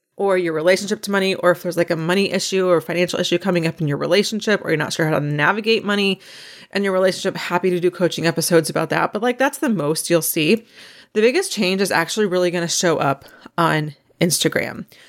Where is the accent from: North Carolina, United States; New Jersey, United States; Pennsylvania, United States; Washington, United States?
North Carolina, United States; where I grew up in North Carolina